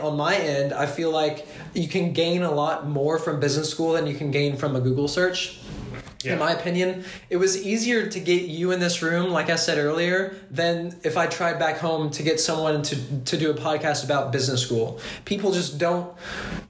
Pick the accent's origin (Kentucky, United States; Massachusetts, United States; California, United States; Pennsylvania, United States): Kentucky, United States; moved away as an adult; now in France; I come from Kentucky, and we don't have a lot of connections with the outside world